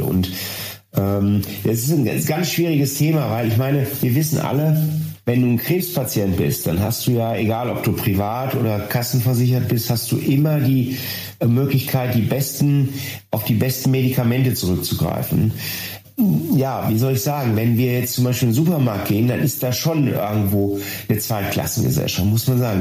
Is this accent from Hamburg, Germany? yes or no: no; Ruhr area, North Rhine-Westphalia, Germany; hier bei uns im Ruhrgebiet